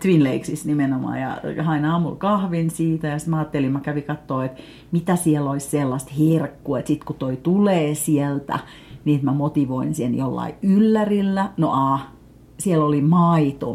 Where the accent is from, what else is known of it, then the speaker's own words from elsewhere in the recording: Finland; Mä sanoin, että Suomesta.